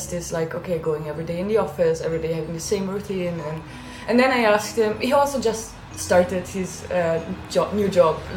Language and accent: English; Germany; moved away; I'm from Germany.